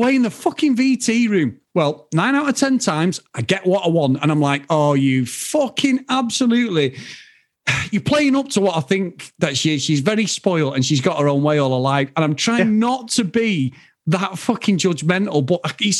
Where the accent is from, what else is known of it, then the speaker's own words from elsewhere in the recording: Manchester, North West England, United Kingdom; we've got all these Spanish names, even though we're from Old Trafford, Dave.